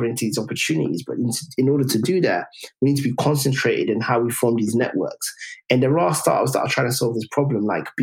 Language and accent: English; London, United Kingdom; we grew up in Tottenham